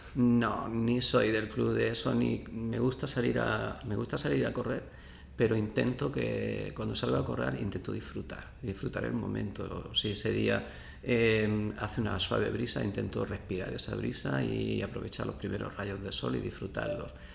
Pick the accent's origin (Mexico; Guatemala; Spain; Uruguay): Spain; Abrucena, Andalusia; moved away as an adult; also born or lived in Seville; yo soy de Abrucena